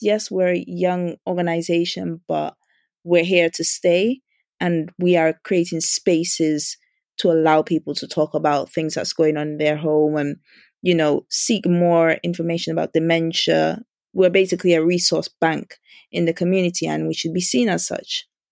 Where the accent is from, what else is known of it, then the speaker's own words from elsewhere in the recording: Dominica; now in United Kingdom; I grew up in Dominica